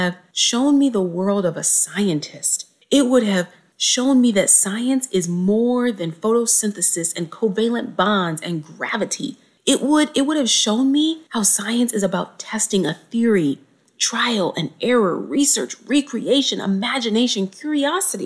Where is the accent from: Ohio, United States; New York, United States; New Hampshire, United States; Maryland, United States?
Ohio, United States; Cincinnati; A young 12-year-old Black girl growing up in Cincinnati